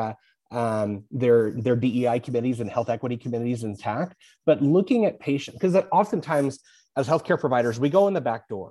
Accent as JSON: {"language": "English", "town": "Dodge City", "region": "Kansas", "country": "United States", "tie": "born or raised there", "said": "I grew up in Dodge City, Kansas"}